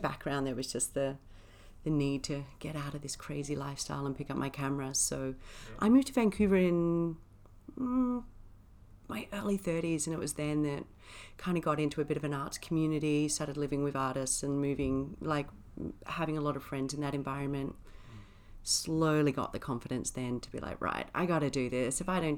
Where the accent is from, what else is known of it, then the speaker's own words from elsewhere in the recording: Wyndham, Western Australia, Australia; born there; So I was born up in Wyndham, which is like the most northern town up in Western Australia.